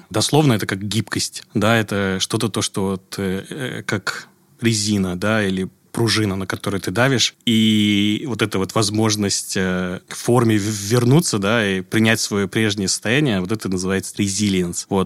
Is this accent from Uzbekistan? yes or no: yes; Tashkent, Uzbekistan; moved away as an adult; also born or lived in New York; Я родом из Ташкента, Узбекистан.